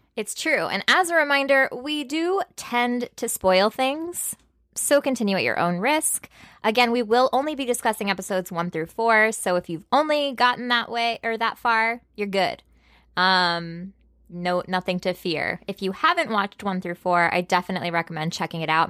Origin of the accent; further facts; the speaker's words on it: Texas, United States; I was born in Texas.